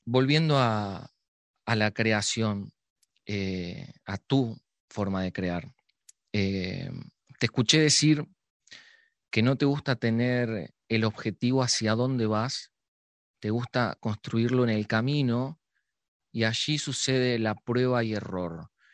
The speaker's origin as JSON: {"language": "Spanish", "region": "Montevideo", "country": "Uruguay", "said": "Yo soy de Barrio Sur, escuchaba los tambores. Capaz que es porque vivo ahí."}